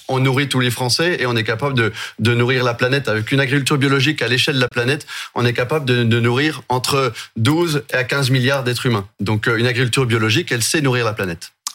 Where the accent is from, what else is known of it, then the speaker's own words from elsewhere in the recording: Jura, Bourgogne-Franche-Comté, France; je suis du Jura, le département voisin